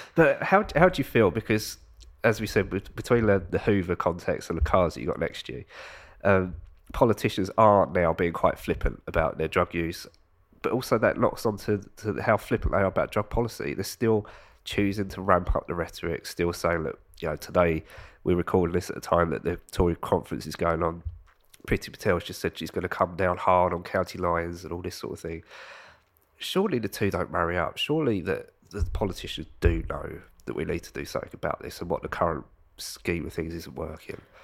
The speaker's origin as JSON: {"language": "English", "country": "United Kingdom", "said": "I'm not from London"}